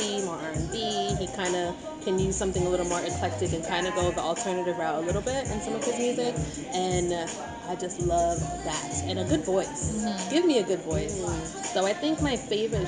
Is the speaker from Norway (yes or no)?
no; Dominica; We're from Dominica, small Caribbean island